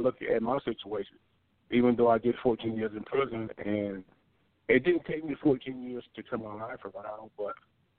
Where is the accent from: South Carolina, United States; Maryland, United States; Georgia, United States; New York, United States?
Maryland, United States; Baltimore; Willie Aikens was my childhood hero growing up in Baltimore, Maryland.